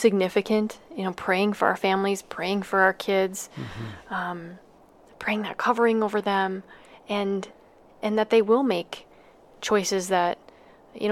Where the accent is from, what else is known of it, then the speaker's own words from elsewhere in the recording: Minnesota, United States; we're from Dakota County